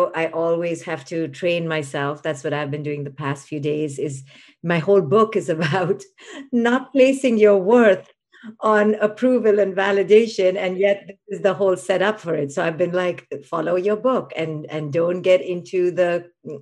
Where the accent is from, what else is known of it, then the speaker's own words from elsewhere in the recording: India; moved away; I was a girl growing up in India